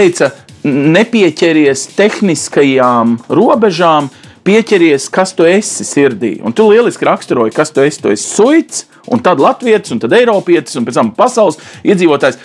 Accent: Riga, Latvia; es kā rīdzinieks

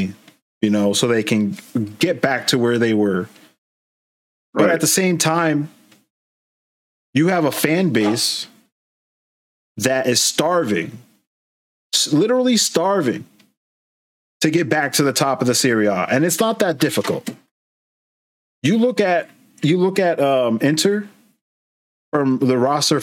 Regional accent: Boston, Massachusetts, United States; We're from Boston, the Boston area in Massachusetts, in the United States. That's where we are currently

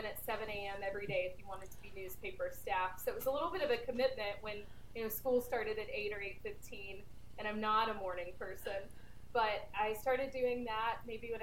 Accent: Tullahoma, Tennessee, United States; moved away as an adult; also born or lived in New York / California; I grew up in Tullahoma, Tennessee, which is a town about an hour south of Nashville

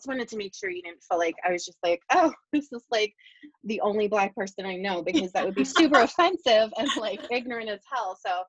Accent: Bristol, Pennsylvania, United States; I actually grew up in Bristol in Bucks County. I'm not from Bucks County at all. And I grew up, my mom's actually from Boyertown, and we moved here about 6 years ago.

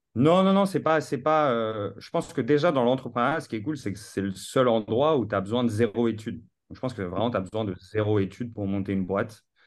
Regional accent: Paris, Île-de-France, France; also born or lived in New York, United States; j'ai grandi à Paris euh, toute ma vie, dans la plus belle ville du monde

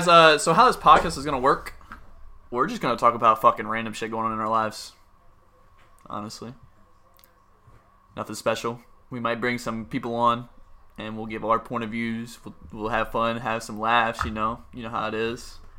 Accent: Eastern Shore, Virginia, United States; we're both from Virginia. We grew up in a small town, very small area. You guys might not have ever heard of it. It's actually Eastern Shore, Virginia.

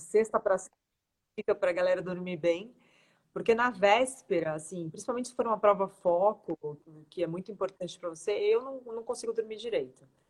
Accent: Santos, São Paulo, Brazil; now in São Paulo, Brazil; sou de Santos, mas eu moro em São Paulo

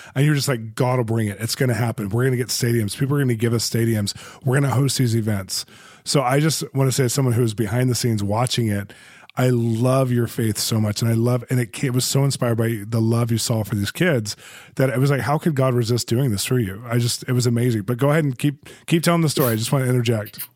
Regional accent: United States; I'm from America

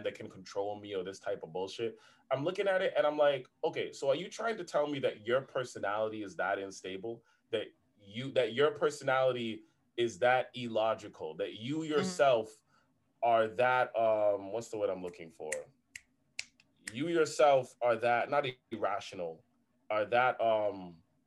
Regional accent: Toronto, Ontario, Canada; We've seen that growing up in Toronto

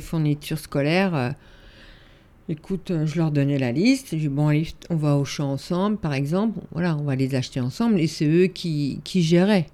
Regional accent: Yvelines, Île-de-France, France; j'ai grandi dans un petit village des Yvelines.

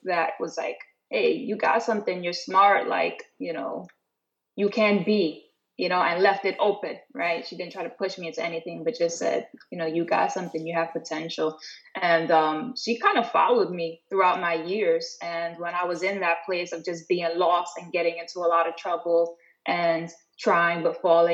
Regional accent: New York City, New York, United States; also born or lived in Maryland; I grew up in the South Bronx, you know, single mom

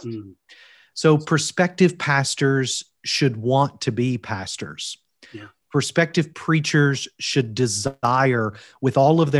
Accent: Kentucky, United States; moved away as an adult; now in Wales, United Kingdom; I am originally from Kentucky. As you can tell from my accent, I'm not from Wales originally. Both my wife and I moved to Wales after being called to serve at Union last July.

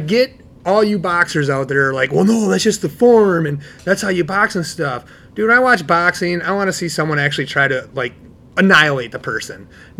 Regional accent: Midwest, United States; growing up in the Midwest here

